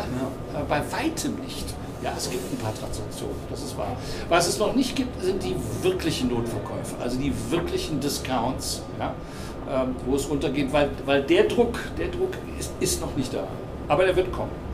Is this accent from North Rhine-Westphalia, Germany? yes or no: yes; Cologne, North Rhine-Westphalia, Germany; now in Hamburg, Germany; Ich bin gebürtiger Kölner.